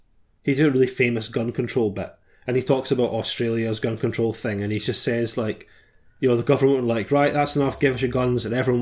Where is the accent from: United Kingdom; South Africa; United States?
United Kingdom; We're British.